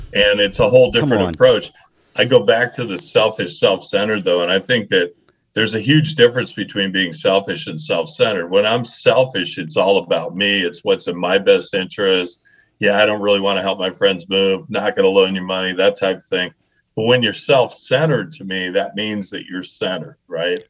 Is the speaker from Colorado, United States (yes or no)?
yes; Leadville, Colorado, United States; I grew up in Colorado. I grew up in this little mining town called Leadville, Colorado